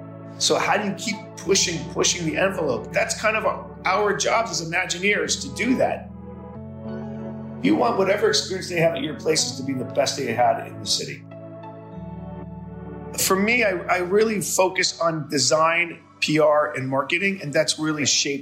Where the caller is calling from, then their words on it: Miami, Florida, United States; Miami, Florida.